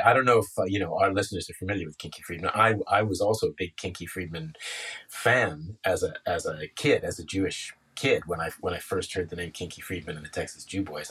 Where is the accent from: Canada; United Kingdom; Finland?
Canada; I'm Canadian